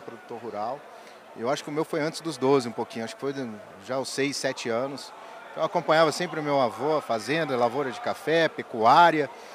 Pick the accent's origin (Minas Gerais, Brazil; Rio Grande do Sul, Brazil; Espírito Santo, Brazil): Minas Gerais, Brazil; São Sebastião do Paraíso; sou natural de São Sebastião do Paraíso